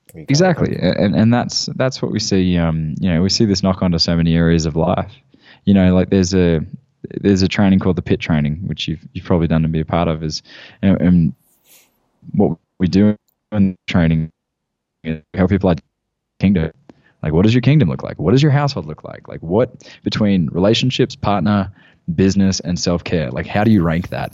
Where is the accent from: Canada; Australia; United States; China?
Australia; Gold Coast, Queensland; moved away as an adult; I had a gym in my hometown on the Gold Coast